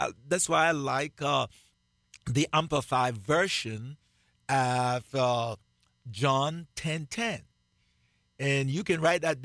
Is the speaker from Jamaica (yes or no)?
yes; Jamaica; accent: Jamaican; moved away as an adult; I still have my Jamaican accent. Believe that. I live in this country for the last 38 years, and I have not lost my Jamaican accent.